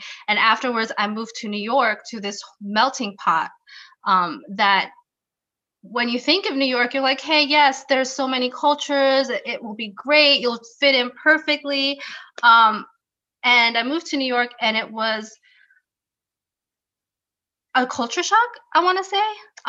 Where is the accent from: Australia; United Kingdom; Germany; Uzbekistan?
Germany; I was born and raised in Germany. By Filipino parents.